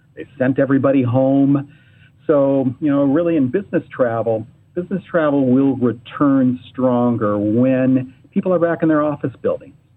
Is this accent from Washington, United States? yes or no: no; Ann Arbor, Michigan, United States; I was born and raised in Ann Arbor